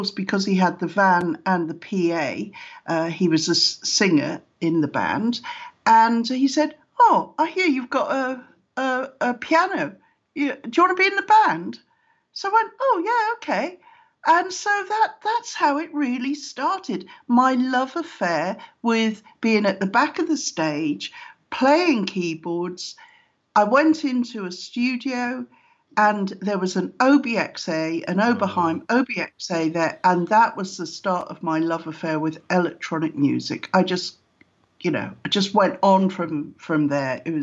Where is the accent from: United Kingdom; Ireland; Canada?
United Kingdom; South Wales; moved away as an adult; also born or lived in London; I was born in South Wales, which is known as the land of song, you know, with pretty musical from Wales. And so I was in school orchestras